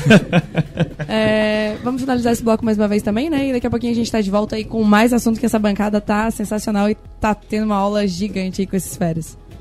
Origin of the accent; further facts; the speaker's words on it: São Joaquim, Santa Catarina, Brazil; also born or lived in Balneário Camboriú; eu sou de São Joaquim, tá? Eu sou de lá, sou natural de lá